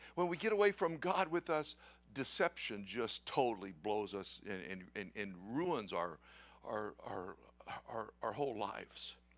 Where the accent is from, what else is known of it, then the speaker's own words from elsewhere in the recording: Tulsa, Oklahoma, United States; moved away; I was born in Tulsa, and uh, half my relatives are still in Oklahoma